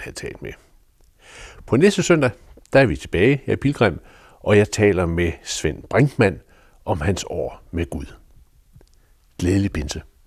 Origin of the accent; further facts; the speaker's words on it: Denmark; som jyde